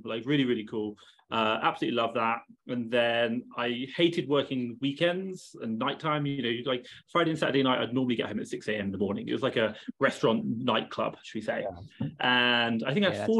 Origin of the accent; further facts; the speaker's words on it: England, United Kingdom; So I'm English. You can probably tell by the accent. I have that going for me. I grew up in England.